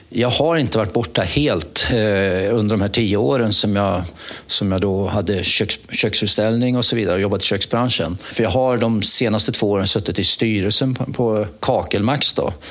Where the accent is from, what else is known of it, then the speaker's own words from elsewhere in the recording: Mariestad, Västra Götaland, Sweden; moved away; det började med att jag flyttade upp från Mariestad för eh, det är 42 år sedan, så det är några år sedan.